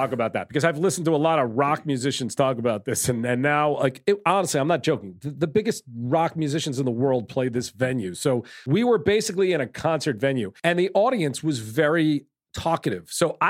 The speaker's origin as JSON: {"language": "English", "area": "Long Island", "region": "New York", "country": "United States", "tie": "born or raised there", "said": "when I was growing up on Long Island"}